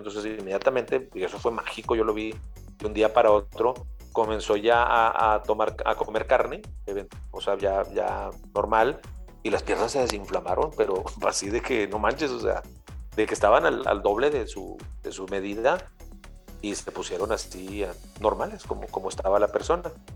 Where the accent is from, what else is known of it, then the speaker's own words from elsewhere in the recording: Mexico; para nosotros como mexicanos